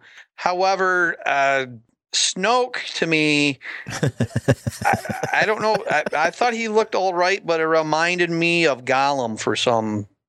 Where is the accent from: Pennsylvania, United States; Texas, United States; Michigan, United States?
Michigan, United States; Muskegon; now in Flint, United States; near my hometown of Muskegon